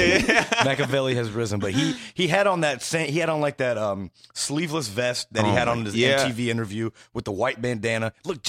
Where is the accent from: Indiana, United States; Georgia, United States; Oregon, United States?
Indiana, United States; now in Chicago, United States; I was born in Indiana.